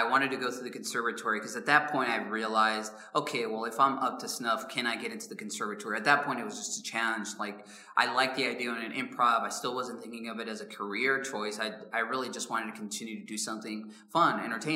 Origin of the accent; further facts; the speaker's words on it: Chicago, Illinois, United States; I'm from South Side of Chicago